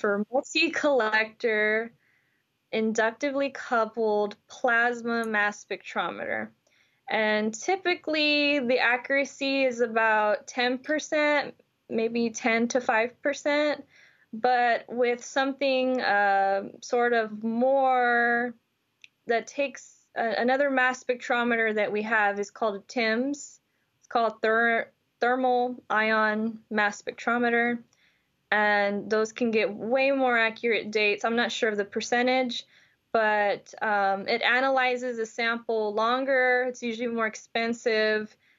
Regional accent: Houston, Texas, United States; I'm from Houston, Texas, and I grew up, you know, culturally as a Latina

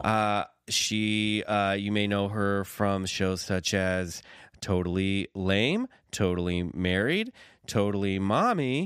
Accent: Kansas City, Missouri, United States; near Kansas City, where I grew up

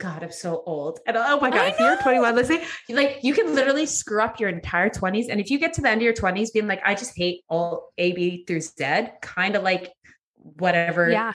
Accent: Edmonton, Alberta, Canada; moved away as an adult; also born or lived in Vancouver / Toronto; I grew up in Edmonton

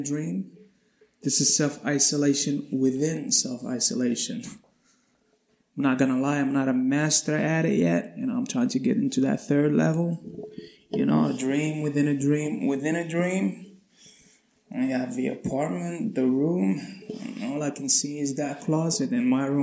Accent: Morocco; I'm from Morocco

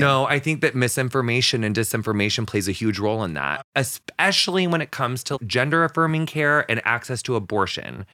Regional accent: West central Illinois, United States; we're actually the very furthest bit west in Illinois that you can be

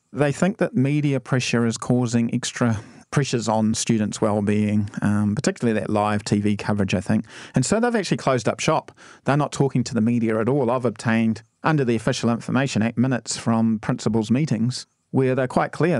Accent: Timaru, Canterbury, New Zealand; moved away; originally I'm actually from Timaru

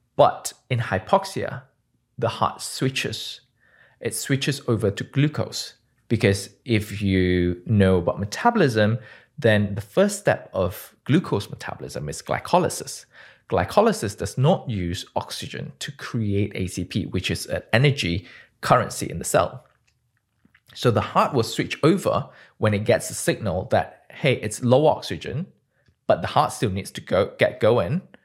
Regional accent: Malaysia; moved away as an adult; also born or lived in United Kingdom; now in San Francisco, United States; born and bred in Malaysia, Um, I didn't leave my country until I was twenty

